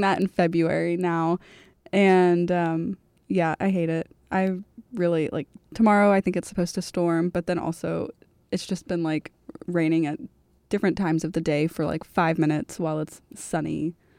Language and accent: English; Florida, United States; moved away as an adult; I'm from Florida